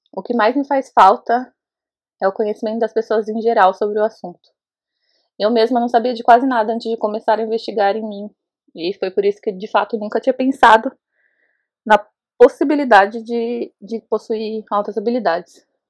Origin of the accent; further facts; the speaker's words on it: Osasco, São Paulo, Brazil; now in Jericoacoara, Brazil; eu moro em Jericoacoara, no Ceará, mas eu sou de Osasco, São Paulo